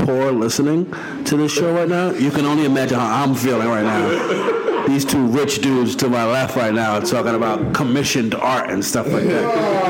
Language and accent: English; New York, United States; I'm obviously born and raised in New York and I'm a Cavs fan.